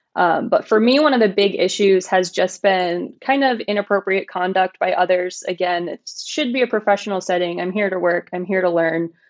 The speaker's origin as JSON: {"language": "English", "region": "Pennsylvania", "country": "United States", "moved": "as an adult", "lives_now": "Tennessee, United States", "said": "So I'm originally from Pennsylvania. I, uh, played golf on my high school golf"}